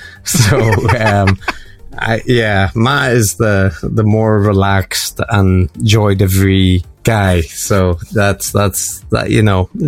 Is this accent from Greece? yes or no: no; Northern Ireland, United Kingdom; accent: Northern Irish; know, Northern Irish accent is pretty strong. And it was just annoying to have to repeat things.